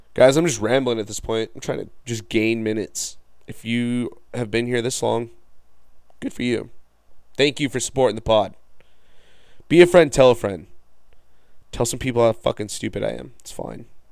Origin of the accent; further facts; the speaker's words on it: Farmington, United States; I'm from Farmington